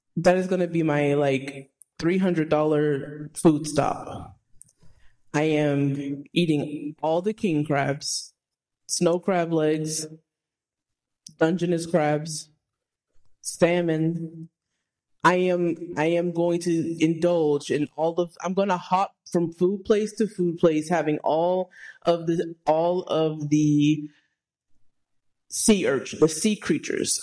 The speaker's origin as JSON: {"language": "English", "region": "Texas", "country": "United States", "tie": "born or raised there", "said": "I was raised in the country in Texas"}